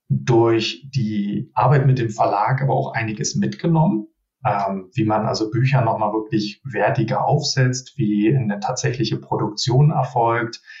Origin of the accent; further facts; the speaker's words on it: Berlin, Germany; born there; now in Düsseldorf, Germany; ähm, 39 Jahre jung, gebürtiger Berliner und äh, fast 20 Jahre in der Nähe von Düsseldorf jetzt äh, hängen geblieben.